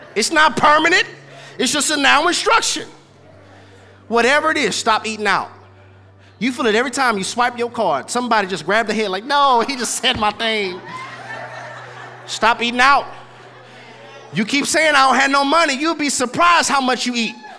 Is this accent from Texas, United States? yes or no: yes; Houston, Texas, United States; I'm from Houston, Texas, born and raised on a playground. That's where I spend most of my days